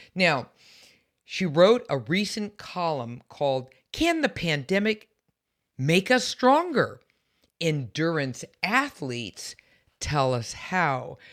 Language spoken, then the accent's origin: English; San Francisco, California, United States; I'm from San Francisco